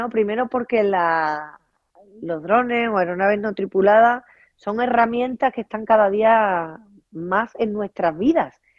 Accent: Huelva, Andalusia, Spain; ya sabes que yo soy una enamorada de Huelva, de mi tierra

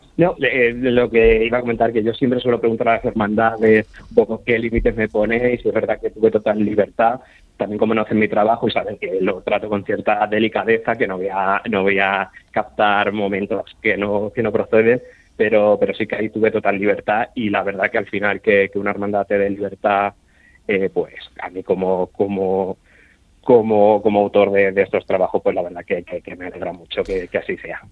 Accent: Puertollano, Castilla-La Mancha, Spain; accent: manchego; also born or lived in Seville; yo soy de Puerto Llano

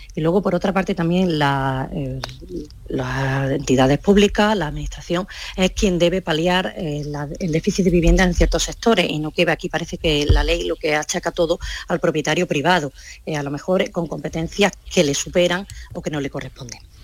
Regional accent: Córdoba, Andalusia, Spain; yo soy de Córdoba

